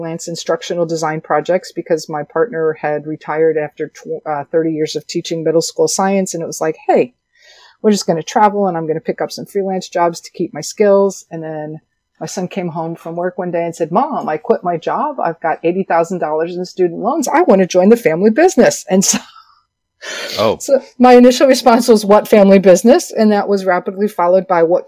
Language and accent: English; Chicago, Illinois, United States; moved away as an adult; also born or lived in Nashville/Hendersonville, Tennessee; now in Hendersonville, United States; I am born and raised in Chicago, and I have lived in the Nashville/Hendersonville